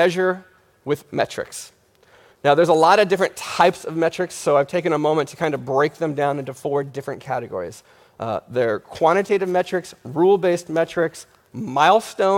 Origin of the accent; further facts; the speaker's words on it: New York City, New York, United States; I'm a web developer from New York City